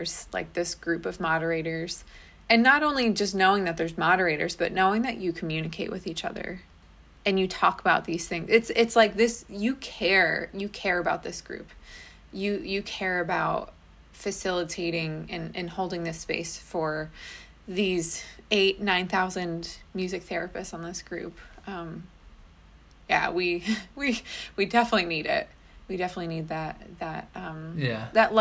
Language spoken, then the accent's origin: English; United States; just as an American